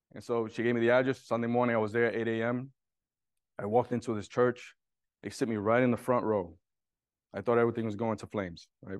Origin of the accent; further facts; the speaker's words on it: New York City, New York, United States; I was born and raised in Brooklyn, in a low income area, and I was, I was raised in Williamsburg